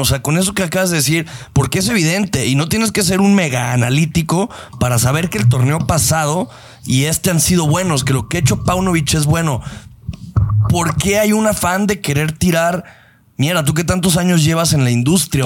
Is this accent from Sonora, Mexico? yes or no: no; Guadalajara, Jalisco, Mexico; tú y yo que crecimos y nos enamoramos de las chivas en el Jalisco y que nosotros tenemos una conexión, nosotros como tapatíos